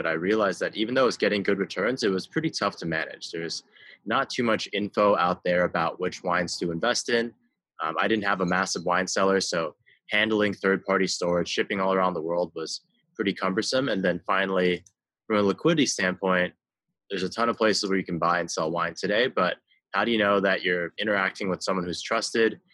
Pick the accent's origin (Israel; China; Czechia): China; Beijing; I grew up in Beijing.